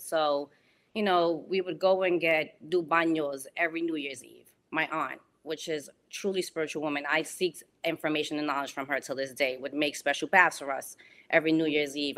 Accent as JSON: {"language": "English", "town": "New York City", "region": "New York", "country": "United States", "tie": "born or raised there", "moved": "as an adult", "lives_now": "West Palm Beach, United States", "said": "I grew up on Webster Avenue and one hundred sixty-nine Street"}